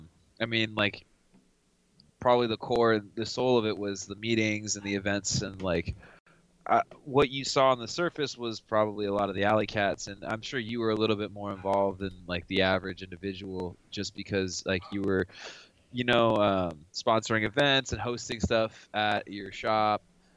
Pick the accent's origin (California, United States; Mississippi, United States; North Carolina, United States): California, United States; Santa Barbara; also born or lived in Ojai; I came out from Santa Barbara. I outside a small town called Ojai. I lived 2 years there. I finished up high school there.